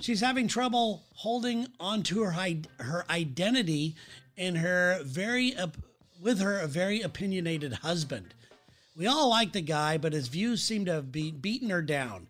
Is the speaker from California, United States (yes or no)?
yes; Southern California, United States; moved away; I am from Southern California